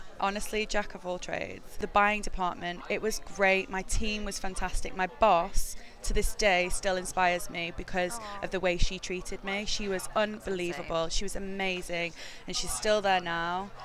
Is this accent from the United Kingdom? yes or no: yes; Manchester, North West England, United Kingdom; moved away as an adult; also born or lived in New York; now in London, United Kingdom; I'm from Manchester, and I moved to London when I was 21